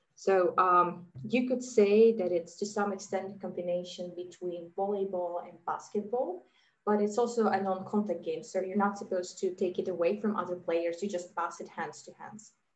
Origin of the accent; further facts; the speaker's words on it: Riga, Latvia; moved away as an adult; also born or lived in Geneva, Switzerland; now in Zug, Switzerland; I was born and raised in Riga, in Latvia